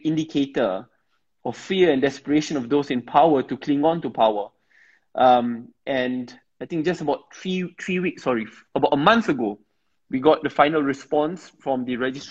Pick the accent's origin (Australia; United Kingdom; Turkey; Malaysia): Malaysia; we are all Malaysian. So we are, in the end, Malaysian first